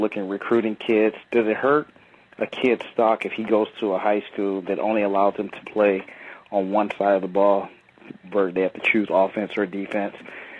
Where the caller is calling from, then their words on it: Southern California, United States; I'm calling from Southern California.